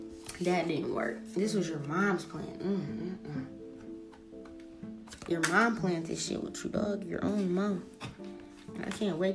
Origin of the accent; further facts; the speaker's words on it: New Orleans, Louisiana, United States; You're from Cali and I'm from New Orleans, bitch.